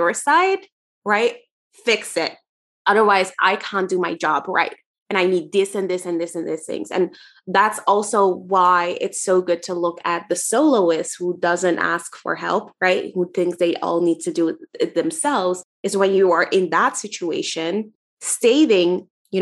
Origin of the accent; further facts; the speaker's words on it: Netherlands; where I'm from the Netherlands